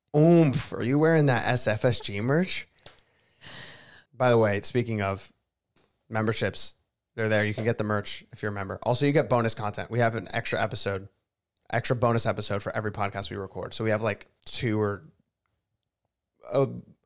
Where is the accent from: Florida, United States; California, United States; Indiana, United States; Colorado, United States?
Florida, United States; South; also born or lived in Los Angeles; now in Nashville, United States; Me growing up in Florida